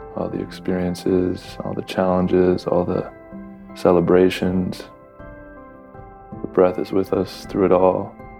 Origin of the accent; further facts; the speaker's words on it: Southern California, United States; from Southern California